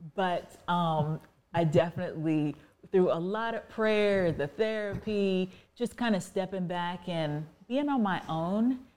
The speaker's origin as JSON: {"language": "English", "region": "Virginia", "country": "United States", "tie": "born or raised there", "said": "I was raised in Virginia"}